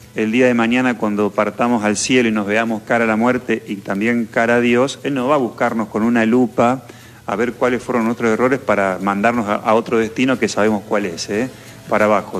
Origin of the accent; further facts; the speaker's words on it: San Jerónimo, Santa Fe, Argentina; somos gringos, yo acá soy de San Jerónimo